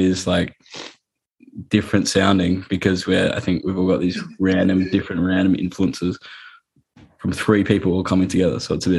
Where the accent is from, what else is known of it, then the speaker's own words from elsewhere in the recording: Adelaide, South Australia, Australia; we're from Adelaide